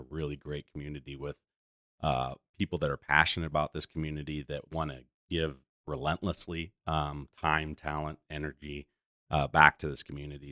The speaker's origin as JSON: {"language": "English", "town": "Goshen", "region": "Indiana", "country": "United States", "tie": "born or raised there", "said": "being born and raised here"}